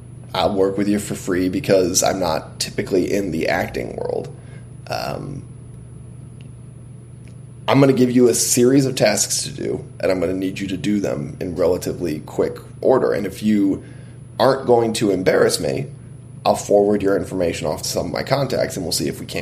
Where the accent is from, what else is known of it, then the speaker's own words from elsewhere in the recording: United States; I'm Lebanese and Irish, so what I am is an American mutt